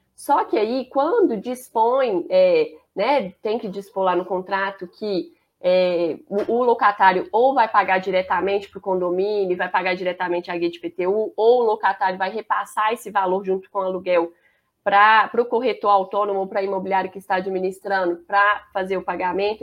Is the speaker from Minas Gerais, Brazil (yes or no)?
yes; Belo Horizonte, Minas Gerais, Brazil; accent: mineiro; o sotaque eu acho que já vai entregar. Eu sou mineira, sou de Belo Horizonte, BH, que a gente fala